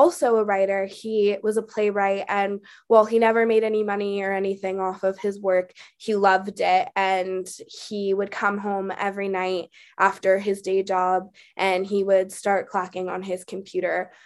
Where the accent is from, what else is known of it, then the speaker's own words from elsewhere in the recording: Oakland, California, United States; I was born and raised in Oakland, California, and that's still where I live today.